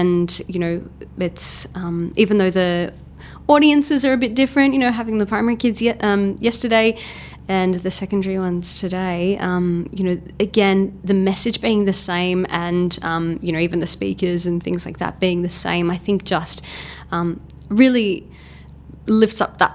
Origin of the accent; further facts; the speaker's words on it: Melbourne, Victoria, Australia; I'm from Melbourne